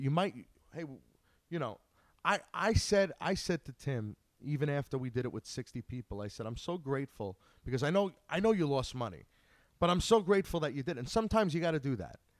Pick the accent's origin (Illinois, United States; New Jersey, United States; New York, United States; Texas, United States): New York, United States; Long Island; Growing up on Long Island